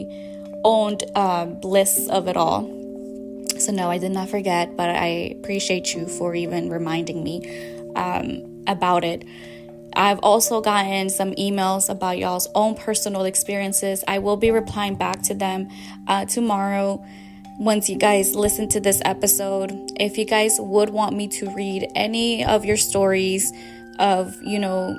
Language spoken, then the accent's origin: English; Mexico; My experiences in Mexico, where I grew up